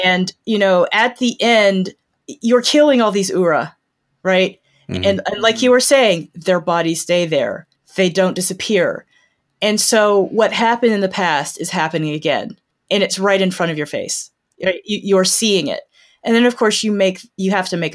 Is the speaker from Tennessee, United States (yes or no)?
yes; Nashville, Tennessee, United States; moved away as an adult; also born or lived in New York / Iowa; I am a native of Nashville, Tennessee